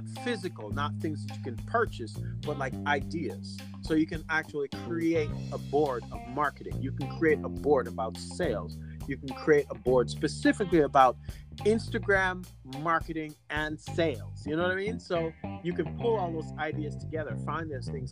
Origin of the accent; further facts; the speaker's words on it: Jamaica; as a Jamaican